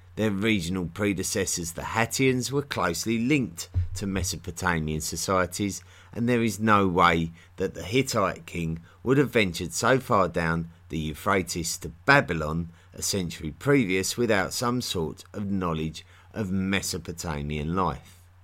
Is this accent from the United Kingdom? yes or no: yes; United Kingdom; accent: typical of the London area; I'm from near London in England. And, uh, that's, uh, my accent is typical of that area